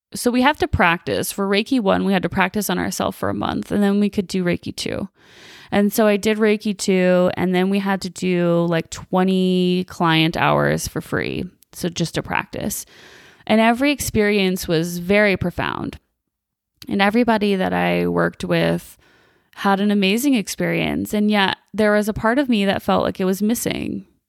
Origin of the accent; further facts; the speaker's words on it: Chicago, Illinois, United States; moved away as an adult; now in Las Vegas, United States; So I'm originally from the Chicagoland area. Was born and raised there until I was about twenty-five.